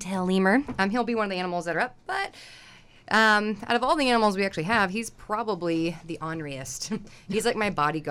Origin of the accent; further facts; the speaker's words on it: Oklahoma, United States; moved away; I'm originally from Oklahoma